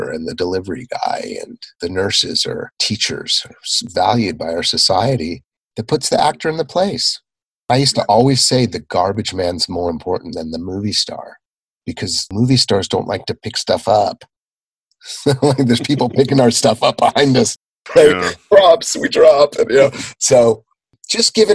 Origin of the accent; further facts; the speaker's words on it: Southern California, United States; I grew up in Southern California, so there were a lot of movie stars, movie star kids around